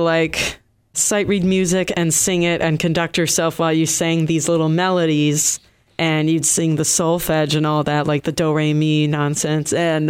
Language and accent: English; Detroit, Michigan, United States; moved away as an adult; now in Boston, United States; We hail from Detroit.